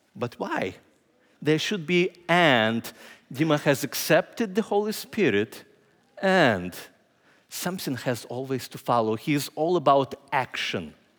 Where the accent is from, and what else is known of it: Ukraine; moved away as an adult; also born or lived in Indianapolis, United States; now in Lancaster, United States